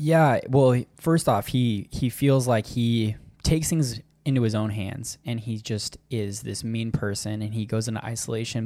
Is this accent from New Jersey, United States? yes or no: no; Arizona, United States; accent: Minnesota; also born or lived in Minnesota; I'm from Minnesota in the fact that I was born there, but I'm like Arizonan